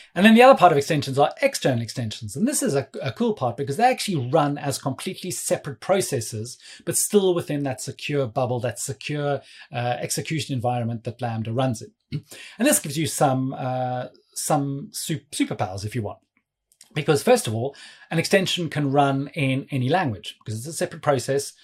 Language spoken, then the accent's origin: English; South Africa; now in London, United Kingdom; I'm based in London. Um, but yeah, please don't let my accent fool you. I'm actually originally from South Africa